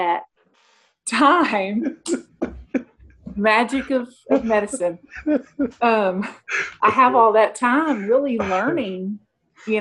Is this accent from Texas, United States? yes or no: yes; Mesquite, Texas, United States; I grew up in Mesquite, Texas, little town outside of Dallas